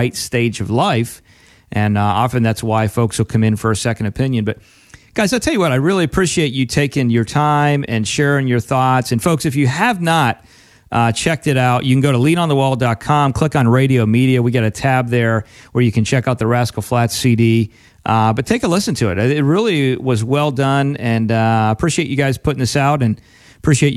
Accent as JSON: {"language": "English", "region": "Pennsylvania", "country": "United States", "tie": "born or raised there", "moved": "yes", "lives_now": "Florida, United States", "said": "we grew up in Pennsylvania originally"}